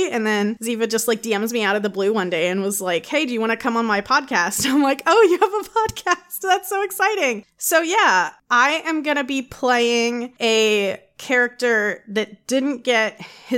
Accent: East Coast, United States; now in Ohio, United States; I grew up in the East Coast region

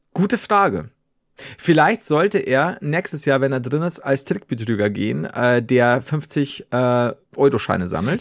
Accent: Bavaria, Germany; bei uns in Bayern

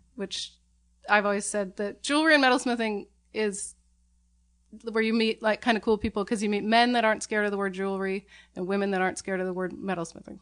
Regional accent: Portland, Oregon, United States; also born or lived in San Francisco, United States; I grew up in Portland

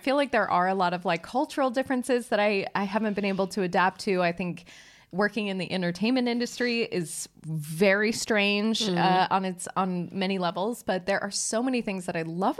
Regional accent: Colorado, United States; moved away as an adult; now in Stockholm, Sweden; when I moved here I was like, okay, because I'm from Colorado originally, I thought snow was great.

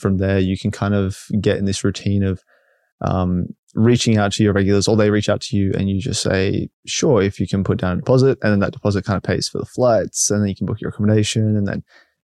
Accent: Brisbane, Queensland, Australia; I am from Brisbane.

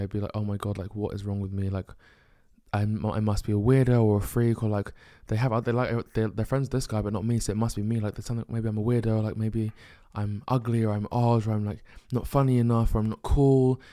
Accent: United Kingdom; being a Nigerian firstborn male in the UK and being black

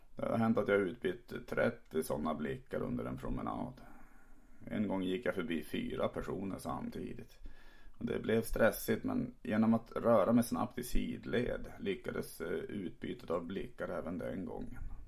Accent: Tärnaby, Västerbotten County, Sweden; now in Malmö, Sweden; pratar som jag gör för att jag växte upp i Tärnaby uppe i Lappland

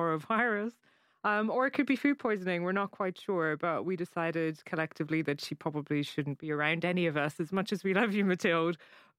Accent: Cork, Munster, Ireland; moved away as an adult; now in London, United Kingdom; my accent's probably going to get a little bit stronger. But we've known each other about 12 years now. We're both from Cork in Ireland.

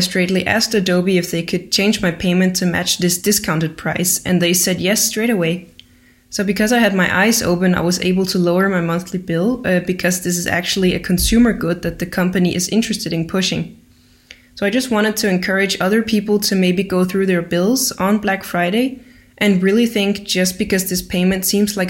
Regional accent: Denmark; moved away as an adult; now in Austria; from Denmark, but I'm calling from Austria, where I study design

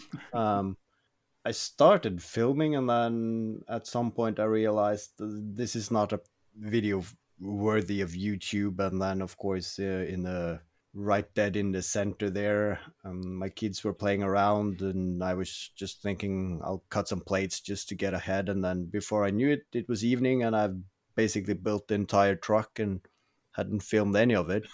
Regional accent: Norway; also born or lived in Oslo; I'm from Norway. I currently live outside

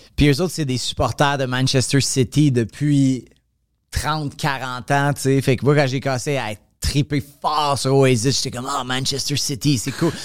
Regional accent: Montreal, Quebec, Canada; also born or lived in Laval; je viens de Montréal

